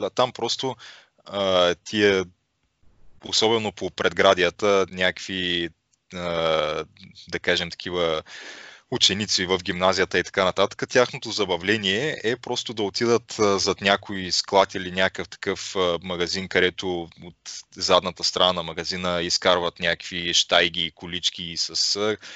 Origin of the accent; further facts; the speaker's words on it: Bulgaria; Горд съм, че съм българин.